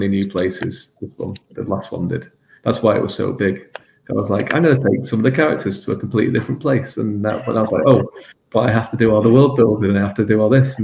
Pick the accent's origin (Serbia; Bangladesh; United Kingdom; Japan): United Kingdom; England; I grew up in England, where it's like this island nation